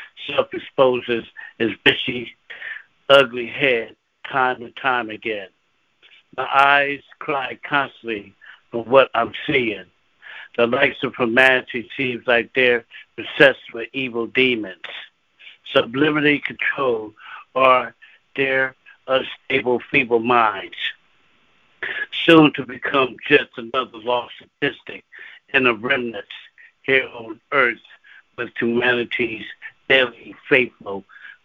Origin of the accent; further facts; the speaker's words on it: Philadelphia, Pennsylvania, United States; now in Lancaster, United States; And I'm from Philadelphia, PA, originally born and raised in Philadelphia